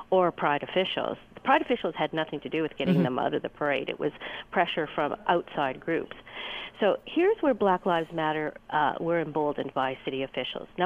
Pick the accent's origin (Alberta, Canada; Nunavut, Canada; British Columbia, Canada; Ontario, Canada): Ontario, Canada; Hamilton; I grew up in Hamilton.